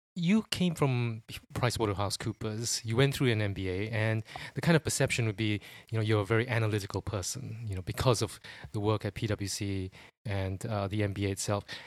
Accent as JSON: {"language": "English", "country": "Singapore", "moved": "as an adult", "lives_now": "United Kingdom", "said": "I'm from Sing-, Singapore"}